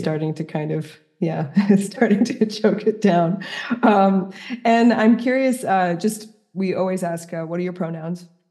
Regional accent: New York City, New York, United States; moved away as an adult; also born or lived in Paris; as a New Yorker who's now living in the, like, the middle of the countryside

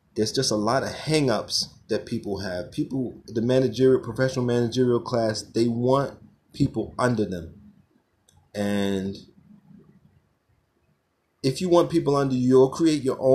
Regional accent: Brownsville, United States; as a child growing up in Brownsville

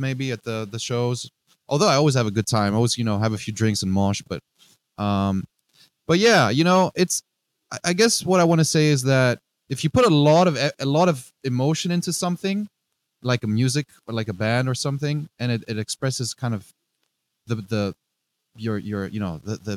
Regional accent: Greece; English is a second language; moved away as an adult; also born or lived in Netherlands / Northeast United States; now in United States; growing up in Greece, I have a very special relationship with the sea, with the Aegean Sea.

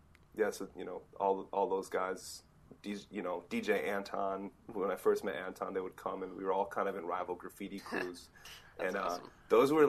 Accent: Minnesota, United States; also born or lived in Rochester, Minnesota / Twin Cities, Minnesota; now in Portland, United States; But yeah, I grew up in Minnesota, and I grew up in southeastern Minnesota. I was an only child, grew up with a single mother.

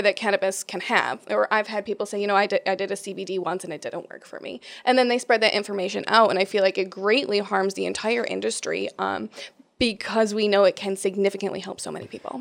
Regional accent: Rochester, New York, United States; born and raised in Rochester, New York

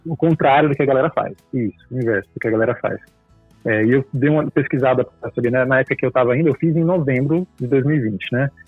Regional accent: Goiânia, Goiás, Brazil; moved away as an adult; now in São Paulo, Brazil; eu sou de Goiânia e crescendo lá tal, eu cresci em igreja também e ia direto para acampamento.

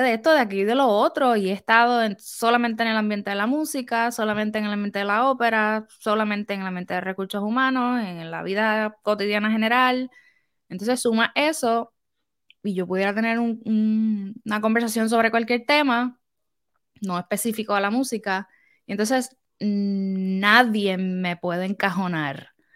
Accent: Puerto Rico; now in United States; soy de Puerto Rico

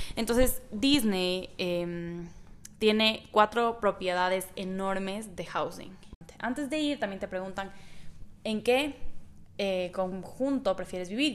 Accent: Ecuador; yo, como soy de Ecuador

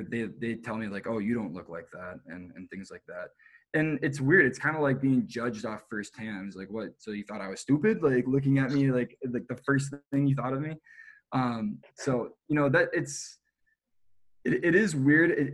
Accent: Minnesota, United States; moved away; also born or lived in Boulder, Colorado; I'm from Minnesota.

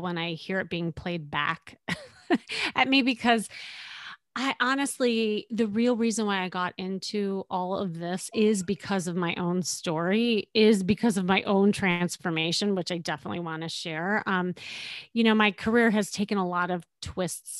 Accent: Chicago, Illinois, United States; moved away as an adult; now in Los Angeles, United States; I'm still from Chicago

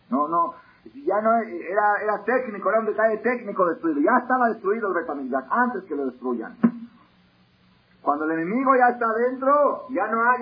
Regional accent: Buenos Aires, Argentina; born there; En Buenos Aires, en Argentina, país donde yo nací, la familia de nosotros, la familia …, era símbolo de familia religiosa.

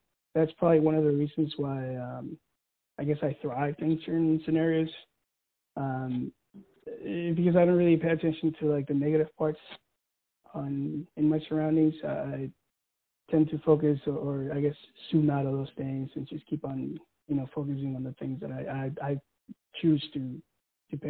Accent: Mission Viejo, California, United States; moved away as an adult; I'm from California, Mission Viejo. So like the Orange County area, Southern Cali

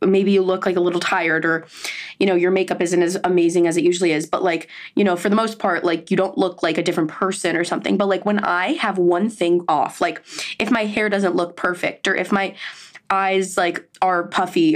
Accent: Miami, Florida, United States; I'm from Miami

